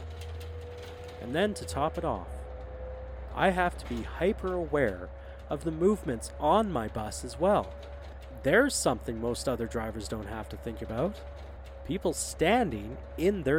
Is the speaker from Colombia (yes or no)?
no; Canada; I'm Canadian